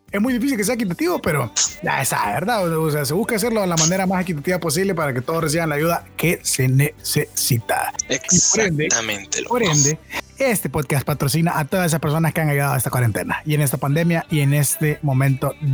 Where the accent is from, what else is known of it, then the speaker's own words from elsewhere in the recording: Honduras; Como pueblo catracho.